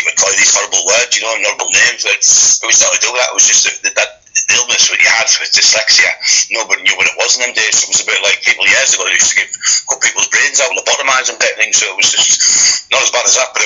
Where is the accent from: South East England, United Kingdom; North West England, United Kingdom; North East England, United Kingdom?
North East England, United Kingdom; Hartlepool; also born or lived in Scotland / Darlington; I went to school there